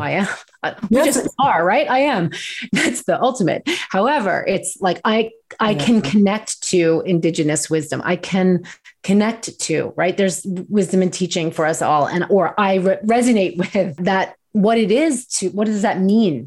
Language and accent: English; New York, United States; I grew up in New York. We're Jewish. We're from New York